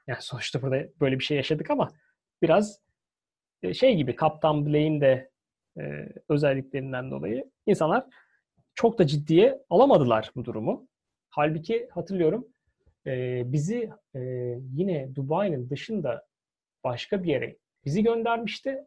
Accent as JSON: {"language": "Turkish", "region": "Istanbul", "country": "Turkey", "moved": "yes", "lives_now": "United Kingdom", "said": "Bizim güzel Halicimiz, Boğazımız var."}